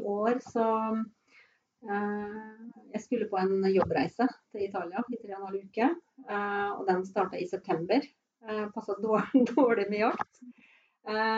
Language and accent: Norwegian; Fredrikstad, Østfold, Norway; moved away as an adult; also born or lived in Naustdal; now in Sunnfjord, Norway; jeg kommer fra Fredrikstad og har da hatt hytte på Hvaler